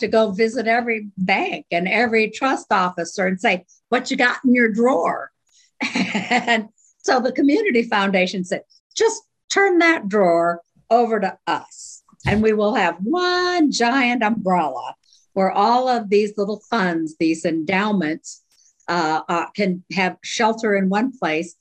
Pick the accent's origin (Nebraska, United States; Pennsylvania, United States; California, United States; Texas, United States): Nebraska, United States; Omaha; also born or lived in Little Rock, Arkansas / Maryland; now in Hot Springs Village, United States; I grew up in Omaha